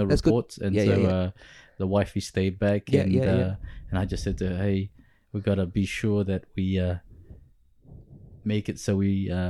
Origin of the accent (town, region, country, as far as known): Auckland, New Zealand; born or raised there; first language Kapampangan; English is a second language; also born or lived in Pampanga, Philippines